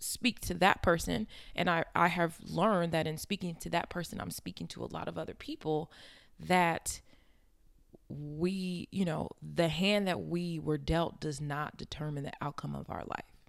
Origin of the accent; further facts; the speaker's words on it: Inglewood, California, United States; I grew up in Inglewood, California.